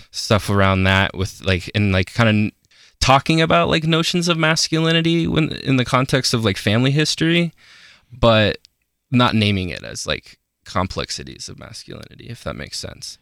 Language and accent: English; Aurora, Colorado, United States; I am from Aurora, Colorado. Yeah, basically just like thirty minutes outside of Denver.